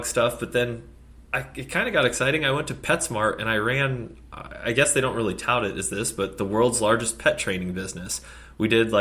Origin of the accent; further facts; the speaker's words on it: Phoenix, Arizona, United States; I'm a Phoenix guy, born and raised